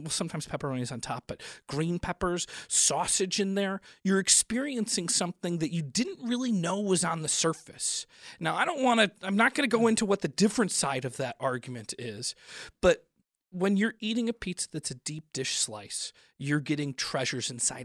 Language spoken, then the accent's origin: English; Chicago, Illinois, United States; I grew up in Chicago